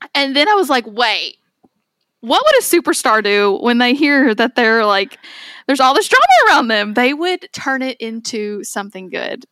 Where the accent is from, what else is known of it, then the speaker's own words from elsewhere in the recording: Owensboro, Kentucky, United States; Onsboro's where I'm from